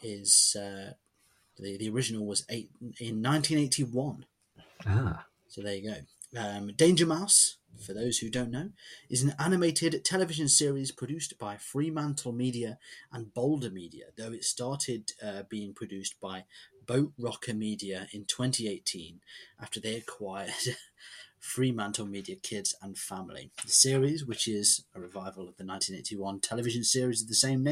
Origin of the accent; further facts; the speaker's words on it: England, United Kingdom; I'm English